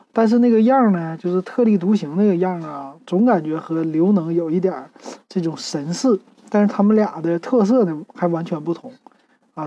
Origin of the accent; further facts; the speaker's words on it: Shenyang, Liaoning, China; 我们沈阳